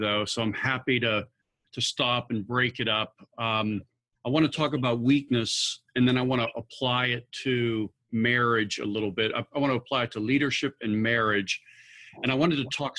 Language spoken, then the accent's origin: English; Pittsburgh, Pennsylvania, United States; moved away as an adult; also born or lived in Philadelphia; I was born and raised in the Pittsburgh area